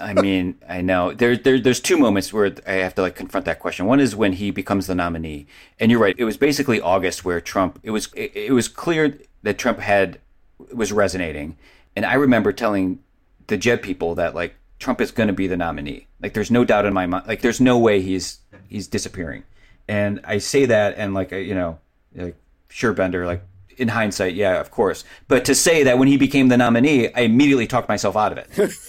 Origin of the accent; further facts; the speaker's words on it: Cleveland, Ohio, United States; I grew up in Cleveland.